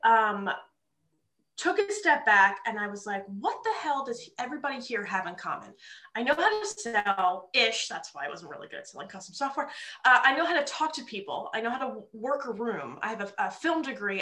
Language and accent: English; New Jersey, United States; moved away as an adult; also born or lived in New York City; now in Philadelphia, United States; growing up in North Jersey